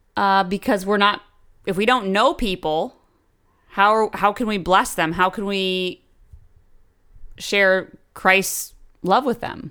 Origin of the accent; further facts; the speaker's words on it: Brunswick, Maine, United States; also born or lived in Oregon; I grew up in um, the small town of Brunswick, Maine, and I moved actually from Oregon when I was five